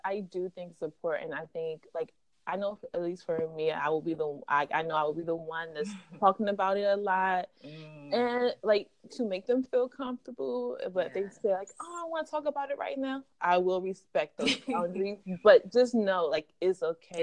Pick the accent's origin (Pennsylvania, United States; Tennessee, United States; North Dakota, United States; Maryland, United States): Maryland, United States; moved away as an adult; now in New York, United States; I'm from Maryland, but mm-hmm. I live in New York. I've been here for I think six years now